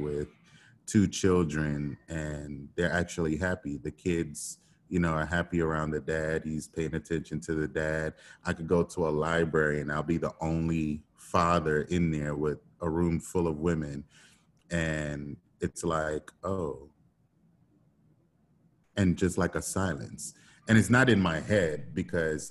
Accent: Port Maria, Saint Mary, Jamaica; I am from Trinityland in Port Maria, St. Mary, Jamaica. I grew up in the mountains.

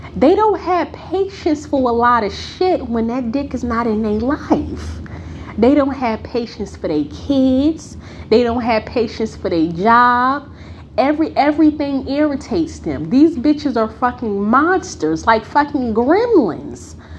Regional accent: Newark, New Jersey, United States; I grew up in Newark. For the ones who may not know, I grew up in the bricks.

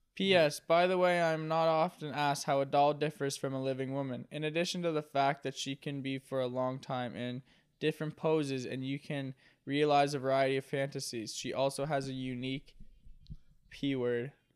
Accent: Nova Scotia, Canada; I'm from Nova Scotia

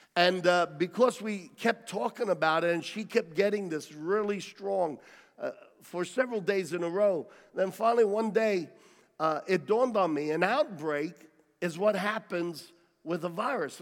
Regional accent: United States; I'm an American and I'm proud to be American, and while I am genetically have DNA that has roots in Italy

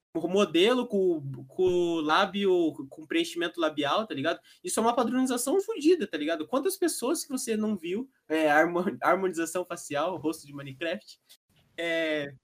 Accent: Curitiba, Paraná, Brazil; É que aqui em Curitiba, eu, eu sou de Curitiba denunciando aí

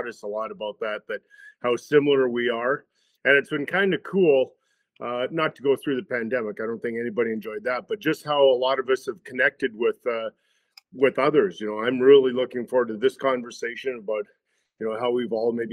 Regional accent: Edmonton, Alberta, Canada; moved away as an adult; growing up in Edmonton

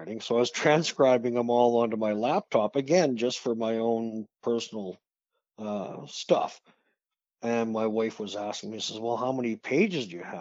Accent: Saskatoon, Saskatchewan, Canada; I was born in Saskatoon.

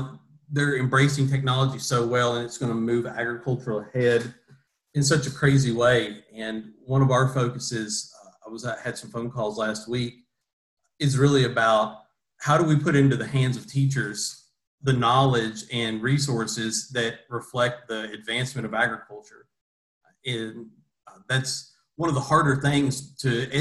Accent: Greene County, Kentucky, United States; I grew up in Greene County on a family farm where my parents still are today.

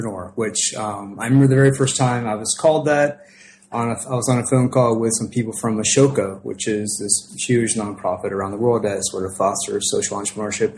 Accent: Cincinnati, Ohio, United States; I grew up poor in Ohio back in the 70s

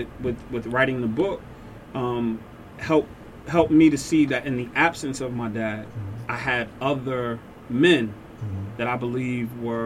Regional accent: New York City, New York, United States; born or raised there

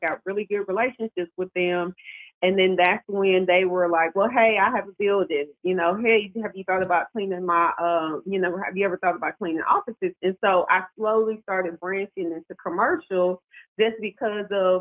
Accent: Nashville, Tennessee, United States; moved away as an adult; now in Baltimore, United States; I'm from Nashville, Music City, Tennessee

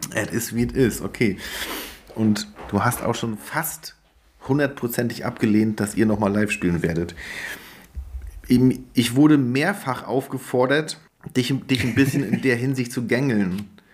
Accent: Greifswald, Mecklenburg-Vorpommern, Germany; in meiner Heimat in Greifswald

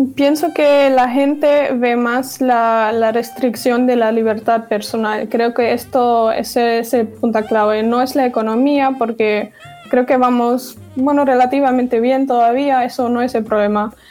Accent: Dortmund, North Rhine-Westphalia, Germany; Spanish is a second language; moved away as an adult; also born or lived in Navarre, Spain; now in Spain; He nacido y crecido en Alemania, en Dortmund

